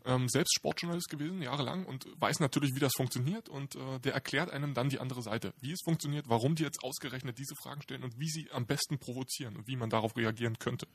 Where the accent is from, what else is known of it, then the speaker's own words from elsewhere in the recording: Berlin, Germany; Ich bin äh, typischer Berliner